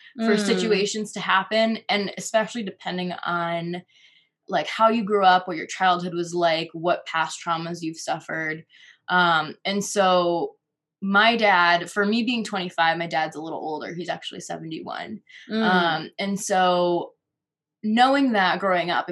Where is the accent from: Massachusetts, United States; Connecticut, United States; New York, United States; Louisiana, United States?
Connecticut, United States; moved away as an adult; now in Colorado, United States; my home state of Connecticut